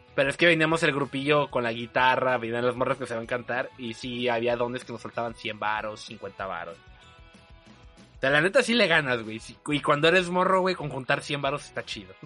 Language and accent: Spanish; Veracruz, Mexico; los que crecieron aquí